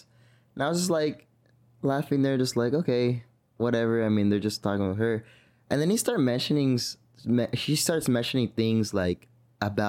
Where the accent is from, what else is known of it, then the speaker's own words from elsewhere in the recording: San Francisco, California, United States; I was born in San Francisco